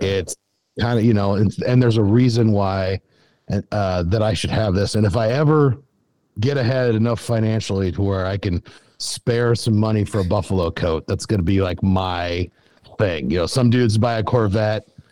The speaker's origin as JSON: {"language": "English", "region": "Western South Dakota", "country": "United States", "tie": "born or raised there", "said": "I grew up in Western South Dakota yeah. Uh, on a cattle ranch."}